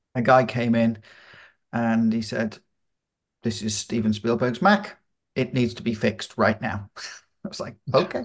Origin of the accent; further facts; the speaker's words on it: United Kingdom; I'm a Brit